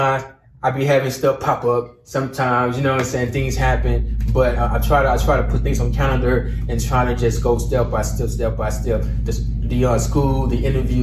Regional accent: Dallas, Texas, United States; now in Las Cruces, United States; I'm from Dallas. I'm living in Las Cruces right now

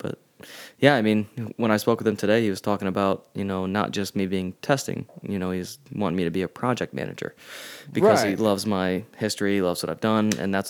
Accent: New London, Ohio, United States; And when I got back to New London, I was like the happiest I could ever be. And I don't know why that is. I don't know if it's just because I love my hometown

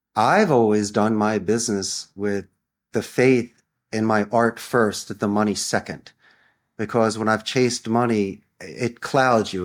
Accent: Philadelphia, Pennsylvania, United States; moved away as an adult; now in Costa Rica; I'm from Philadelphia.

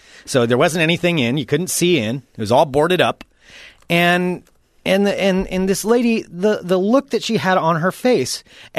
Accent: United States; It's my God-given right. I'm an American. I can look out my window if I want to.

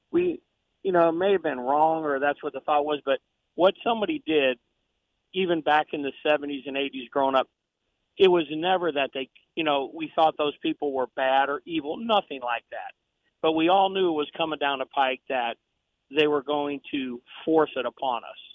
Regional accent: St. Louis, Missouri, United States; I was raised in St. Louis Catholic. My dad was a deacon in the Catholic Church.

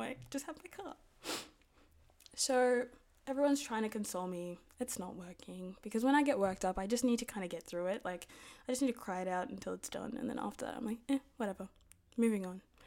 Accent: Sydney, New South Wales, Australia; we're from Sydney

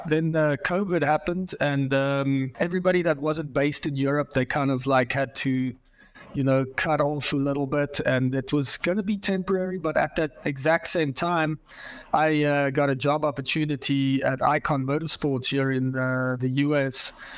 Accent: Johannesburg, Gauteng, South Africa; moved away as an adult; now in Portland, United States; I grew up in Johannesburg, South Africa. I was born there.

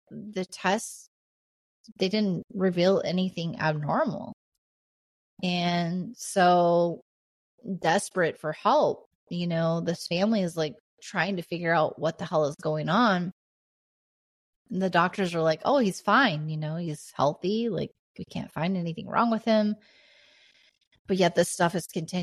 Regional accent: Indiana, United States; also born or lived in Oregon; the house that I grew up in here in Indiana

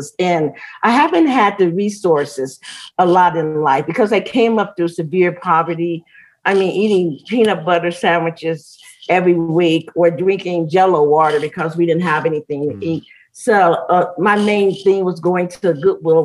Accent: Chicago, Illinois, United States; moved away as an adult; also born or lived in Gary, Indiana; now in Colorado Springs, United States; I grew up in the Cabrini Green Project

